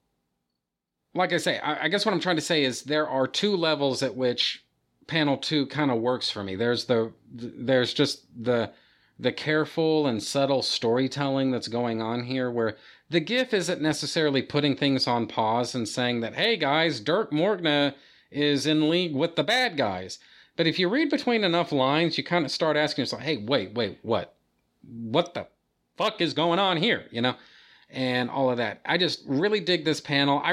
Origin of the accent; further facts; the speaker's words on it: United States; I'm an American